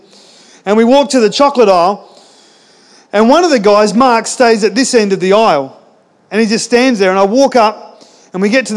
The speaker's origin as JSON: {"language": "English", "town": "Ceduna", "region": "South Australia", "country": "Australia", "tie": "born or raised there", "said": "in Ceduna, it's a small town"}